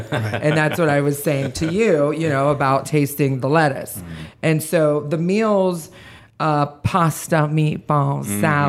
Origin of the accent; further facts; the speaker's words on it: Columbus, Ohio, United States; I'm from Columbus, Ohio, and I grew up with, you know, picking the zucchinis out of the gardens